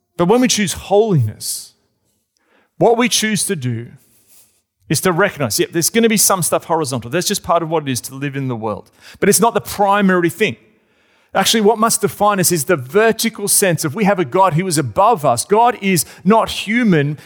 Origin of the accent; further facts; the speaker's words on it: Australia; I'm an Australian.